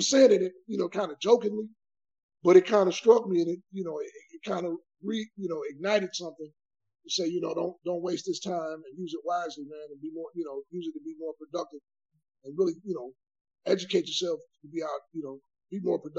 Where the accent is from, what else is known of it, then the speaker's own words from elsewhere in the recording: Detroit, Michigan, United States; I hail from Detroit, Michigan.